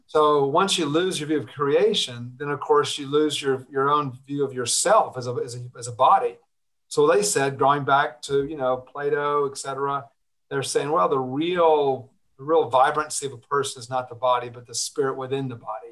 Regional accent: Atlanta, Georgia, United States; I was born in Georgia, and uh, very early on, I, I, happened to grow up in a, an exclusively Jewish neighborhood in Atlanta.

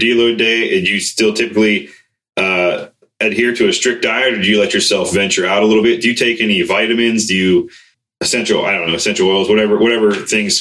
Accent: Ohio, United States; growing up in Ohio, I grew up hunting.

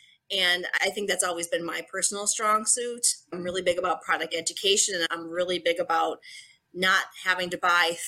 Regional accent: Buffalo, New York, United States; I am from Buffalo, New York.

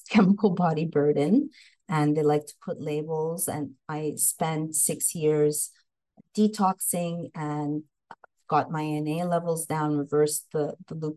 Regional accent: Montreal, Quebec, Canada; moved away as an adult; also born or lived in Los Angeles, United States; So I hail from Montreal, Canada, and I came to Los Angeles. I was in LA for 23 years

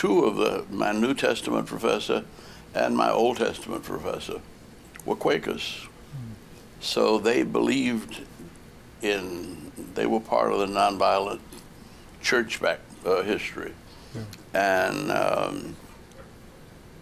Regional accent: New Orleans, Louisiana, United States; moved away; I grew up in New Orleans

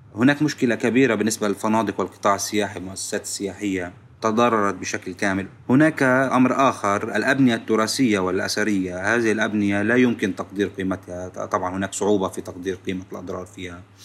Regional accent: Lebanon; نحن كلبنانيين

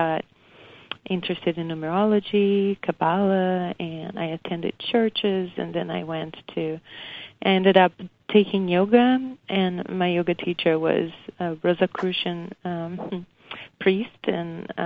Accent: Brazil; moved away as an adult; I was born in Brazil. And came here in my young adult life.

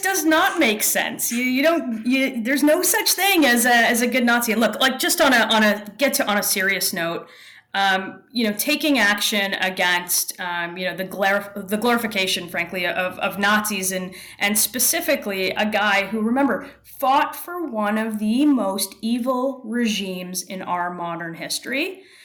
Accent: Toronto, Ontario, Canada; I'm in Toronto, and I was born and raised here, just a little north of here in the, in a, in a suburb

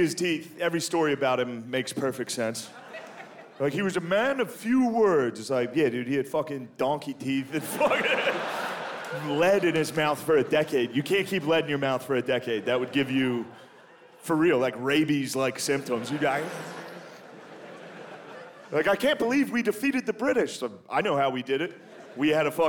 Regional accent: United States; I'm American

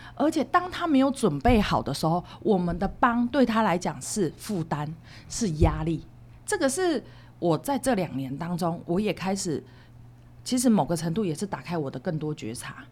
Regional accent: Hualien County, Taiwan; 因为我是花莲人，我们旁边就是附近就是慈济

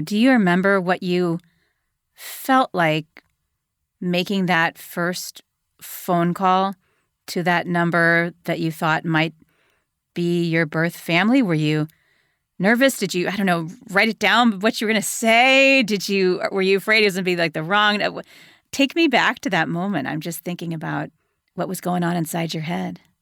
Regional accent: Cleveland, Ohio, United States; moved away as an adult; also born or lived in South Carolina; I grew up in Cleveland, Ohio

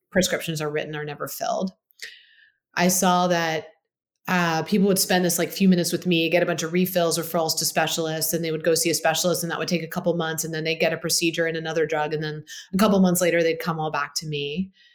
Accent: Baltimore, Maryland, United States; I grew up in Baltimore, Maryland, great upbringing

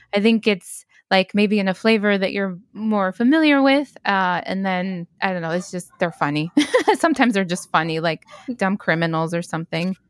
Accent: Stockton, California, United States; I grew up in Stockton

